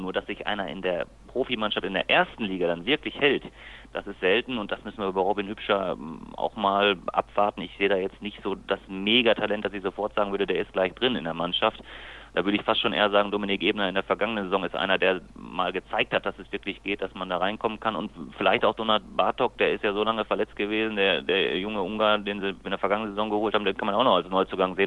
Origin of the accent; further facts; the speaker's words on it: Lemgo, North Rhine-Westphalia, Germany; bin ich noch gebürtiger Lemgo